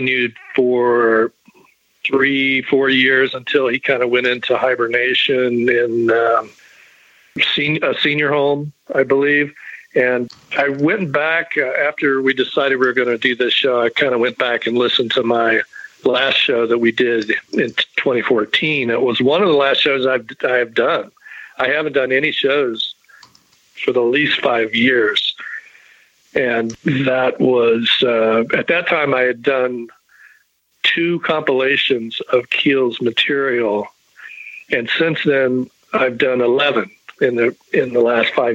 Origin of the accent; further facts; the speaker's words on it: Charleston, West Virginia, United States; I was in my hometown of Charleston, West Virginia